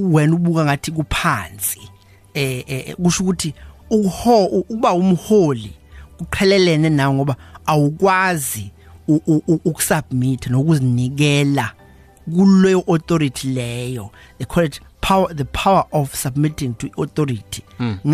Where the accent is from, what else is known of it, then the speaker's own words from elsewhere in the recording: KwaZulu-Natal, South Africa; also born or lived in Cedarville; ngizalelwe la e, eKZN ngafunda khona